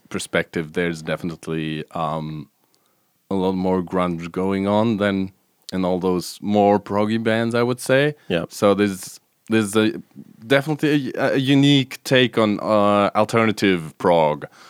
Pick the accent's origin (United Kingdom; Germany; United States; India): Germany; Stuttgart, Baden-Württemberg; the Stuttgart, which is my hometown where I grew up